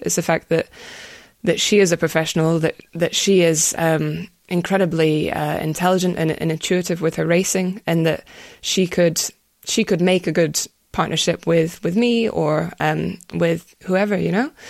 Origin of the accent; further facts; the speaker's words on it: Scotland, United Kingdom; my hometown's got its own games, but it doesn't have cycling in it, which is upsetting. But, yeah, they're, they're all over Scotland every weekend through the summer